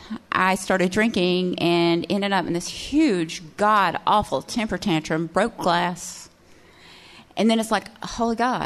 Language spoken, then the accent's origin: English; Cullman, Alabama, United States; I am from Cullman. And Cullman, Alabama has like one main feature